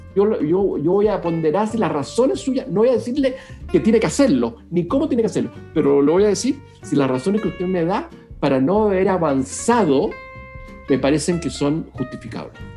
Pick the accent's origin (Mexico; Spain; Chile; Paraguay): Chile